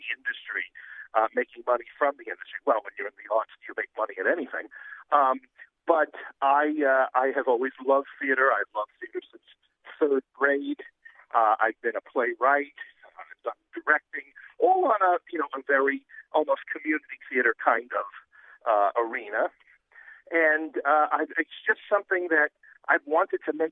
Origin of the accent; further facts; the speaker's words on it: New York City, New York, United States; I'm from New York City, if you haven't picked up my accent yet. And, in Queens, New York, going to high school